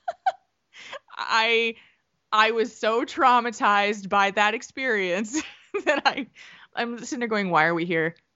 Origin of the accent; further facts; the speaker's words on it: New Jersey, United States; now in Middleton, United States; where I grew up in New Jersey